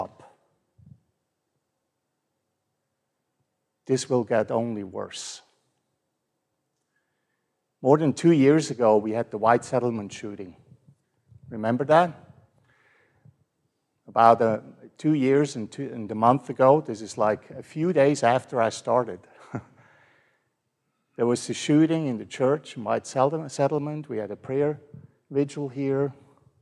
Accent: Switzerland; now in Fort Worth, United States; I grew up in Switzerland

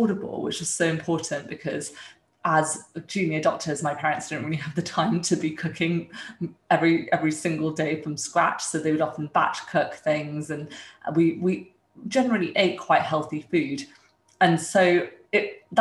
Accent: London, United Kingdom; moved away as an adult; also born or lived in India / Dumfries, Scotland / Mumbai, India / Huddersfield; I'm joining from London, my flat in London. I live here, been living here for the past 4 years, but I also grew up here after some time

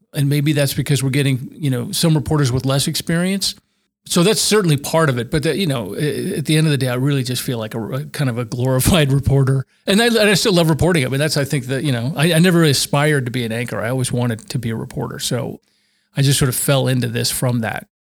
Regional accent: Albuquerque, New Mexico, United States; moved away as an adult; also born or lived in Seattle; I was from Albuquerque

